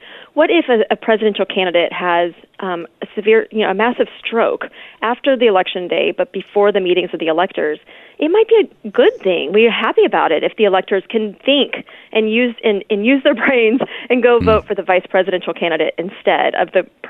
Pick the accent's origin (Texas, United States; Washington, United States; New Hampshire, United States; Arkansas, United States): Texas, United States; Houston; now in Dallas, United States; well, I'm a Texan, make no mistake about that.